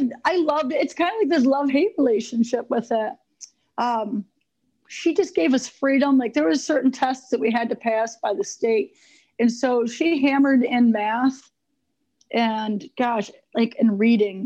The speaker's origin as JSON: {"language": "English", "town": "Elmira", "region": "New York", "country": "United States", "tie": "born or raised there", "said": "I grew up in Elmira, New York, and very small town, amazing history"}